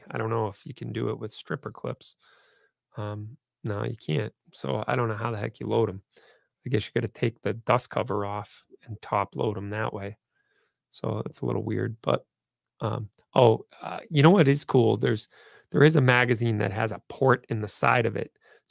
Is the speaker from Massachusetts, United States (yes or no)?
yes; Massachusetts, United States; because I'm from Massachusetts